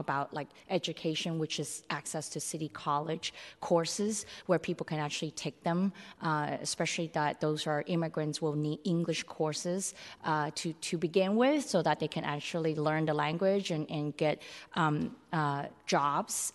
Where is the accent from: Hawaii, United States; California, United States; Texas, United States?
California, United States; San Francisco; I'm so fortunate to be growing up in Chinatown where, like, the community itself have its own established network